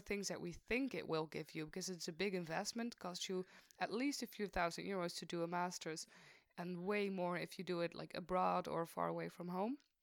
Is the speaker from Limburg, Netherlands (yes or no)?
yes; Maastricht, Limburg, Netherlands; I'm from Maastricht. I'm still in Maastricht